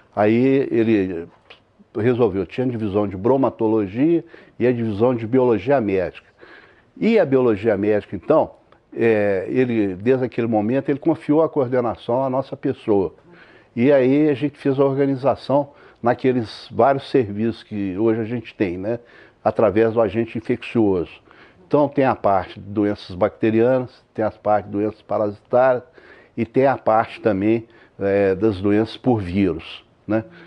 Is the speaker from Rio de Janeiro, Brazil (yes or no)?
no; Belo Horizonte, Minas Gerais, Brazil; sou nascido em Belo Horizonte